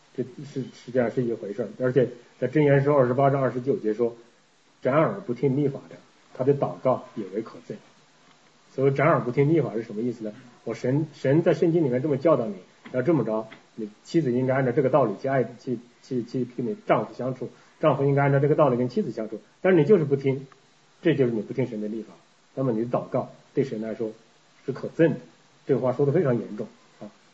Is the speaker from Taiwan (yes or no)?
no; China; moved away as an adult; now in Canada; 我们这个从大陆来的，特别是像我们这个比较老一点儿的，结婚早一点的